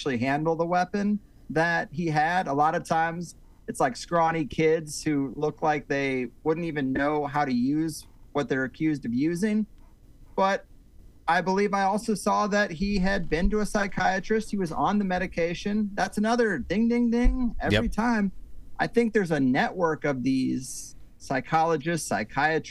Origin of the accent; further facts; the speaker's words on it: Missouri, United States; also born or lived in California; now in Florida, United States; I grew up in Missouri